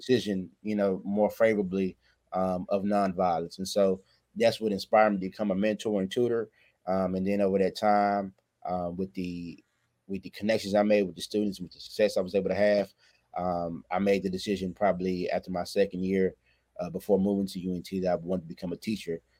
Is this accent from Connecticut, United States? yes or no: no; Waco, Texas, United States; I'm from Waco, Texas